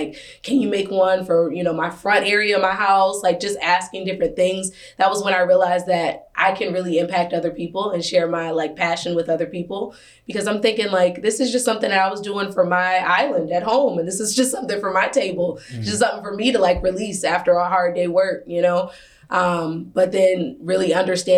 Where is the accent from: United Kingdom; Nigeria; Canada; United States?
United States; Detroit, Michigan; born and raised in Detroit